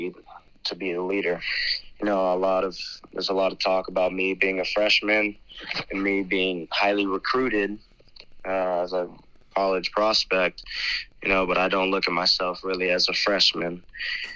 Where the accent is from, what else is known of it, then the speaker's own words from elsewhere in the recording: Miami, Florida, United States; now in Jacksonville, United States; I was born in Miami, Florida, and I started playing football at the age of five in the Pop Warner Association. I moved up here to Jacksonville with my father a few years ago